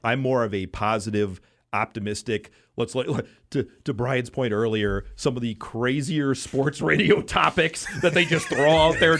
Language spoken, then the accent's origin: English; Wisconsin, United States; I grew up in Wisconsin.